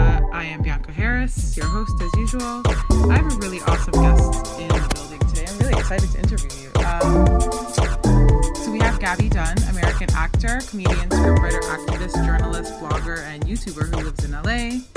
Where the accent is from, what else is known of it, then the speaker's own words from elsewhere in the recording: Toronto, Ontario, Canada; I'm from Toronto